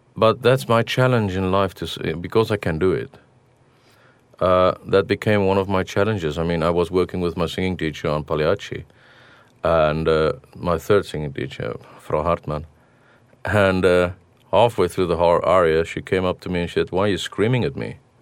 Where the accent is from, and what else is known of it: South Africa; born or raised there; moved away